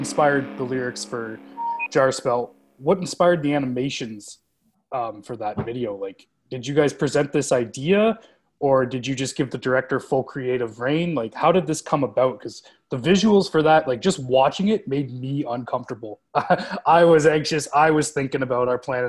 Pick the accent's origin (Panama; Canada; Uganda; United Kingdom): Canada; we're Canadian